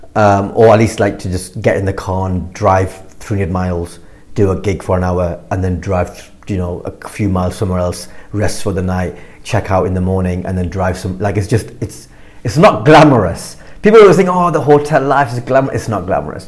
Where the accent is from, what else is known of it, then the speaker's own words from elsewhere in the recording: Blackburn, North West England, United Kingdom; I grew up in Blackburn. I grew up in a working class uh, town